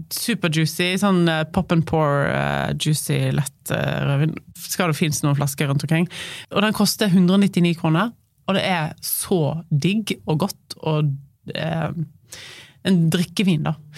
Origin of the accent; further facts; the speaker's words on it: Voss, Vestland, Norway; moved away as an adult; also born or lived in Oslo; now in Høvik, Norway; jeg er fra Voss.